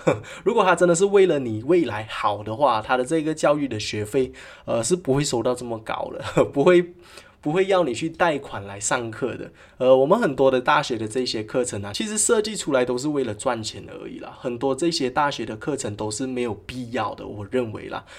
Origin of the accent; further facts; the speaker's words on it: Malaysia; 在我们国家哦，马来西亚